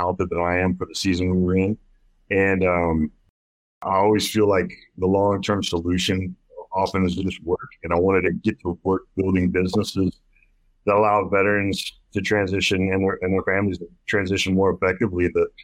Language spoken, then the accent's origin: English; Texas, United States; I grew up in Texas